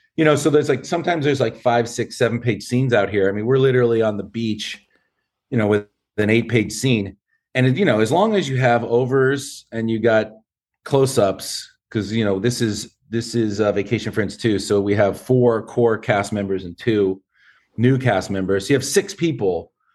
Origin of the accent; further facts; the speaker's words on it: San Fernando, California, United States; I grew up in San Fernando, uh, in the town, or city of San Fernando, not just the valley